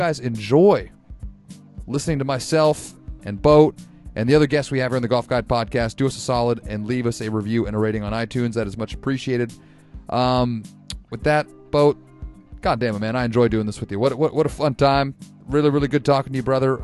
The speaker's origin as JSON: {"language": "English", "town": "Santa Rosa", "region": "California", "country": "United States", "tie": "born or raised there", "said": "Santa Rosa, California. So, uh, my hometown"}